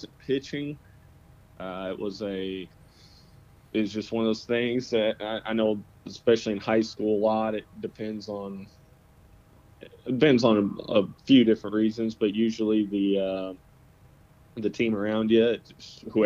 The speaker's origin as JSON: {"language": "English", "region": "Central Arkansas", "country": "United States", "said": "I'm from around Central Arkansas area, and parents are from around Central Michigan."}